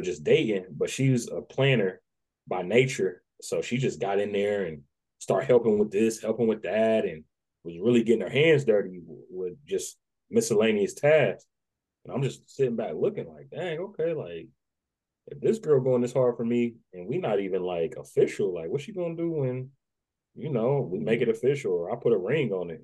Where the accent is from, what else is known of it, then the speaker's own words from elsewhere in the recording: Dayton, Ohio, United States; also born or lived in Nashville, Tennessee; I was raised by my grandparents in Dayton.